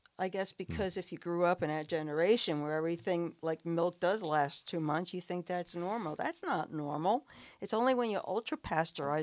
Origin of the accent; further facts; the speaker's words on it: Newark, New Jersey, United States; Growing up in Newark, New Jersey